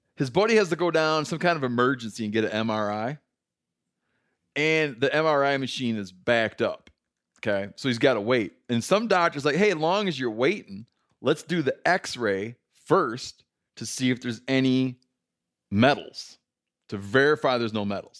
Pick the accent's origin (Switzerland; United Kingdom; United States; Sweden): United States; Michigan; growing up in Michigan